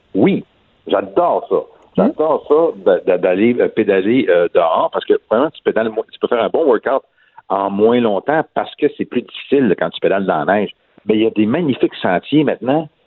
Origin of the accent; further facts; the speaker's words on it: Trois-Rivières, Quebec, Canada; je viens de Trois-Rivières